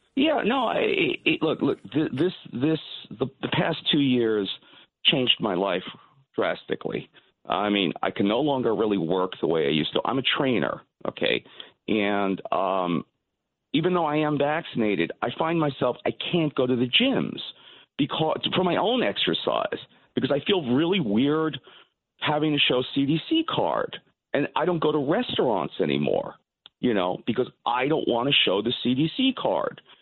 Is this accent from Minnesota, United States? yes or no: no; New York City, New York, United States; like most Jewish guys growing up in Brooklyn.